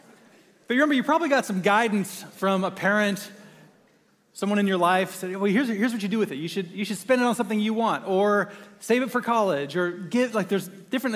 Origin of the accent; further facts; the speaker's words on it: Oregon, United States; I grew up in Oregon